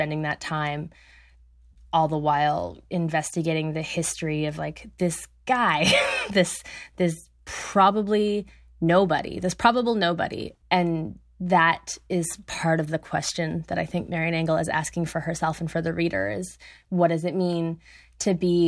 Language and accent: English; Alberta, Canada; I'm from Alberta